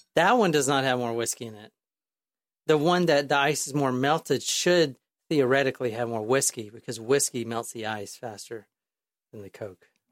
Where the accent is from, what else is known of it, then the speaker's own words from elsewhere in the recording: United States; I'm an American